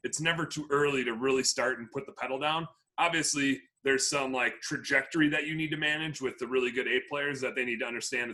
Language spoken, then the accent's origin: English; Wisconsin, United States; now in Minneapolis, United States; I'm from Wisconsin